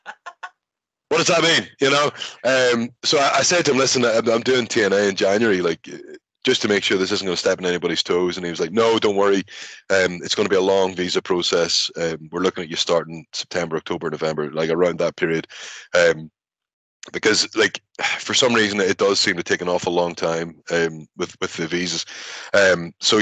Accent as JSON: {"language": "English", "town": "Belfast", "region": "Northern Ireland", "country": "United Kingdom", "tie": "born or raised there", "also_born_or_lived": "Scotland", "moved": "as an adult", "said": "my experiences growing up in Belfast"}